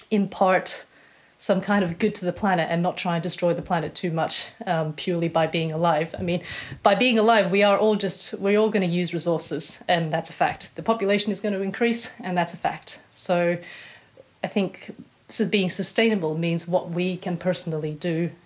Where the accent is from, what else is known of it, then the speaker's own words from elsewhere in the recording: Australia; accent: Australian; moved away as an adult; now in United Kingdom; most people here tend to think I'm British, unless they're either married to an Australian or have a lot of Australian friends, and then they can hear like the twang that's still there.